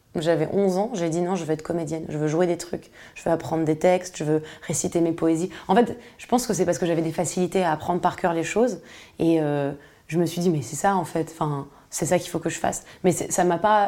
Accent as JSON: {"language": "French", "town": "Paris", "region": "Île-de-France", "country": "France", "tie": "born or raised there", "said": "je suis née à Paris. J'étais dans une ZEP"}